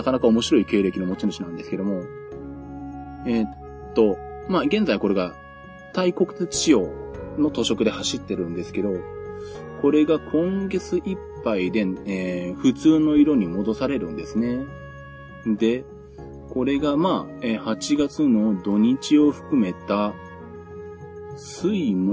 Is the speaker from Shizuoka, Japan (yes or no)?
yes; Shizuoka, Japan; born or raised there